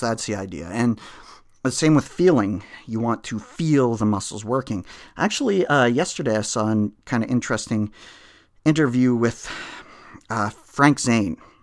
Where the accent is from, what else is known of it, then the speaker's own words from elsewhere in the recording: Canada; I'm Canadian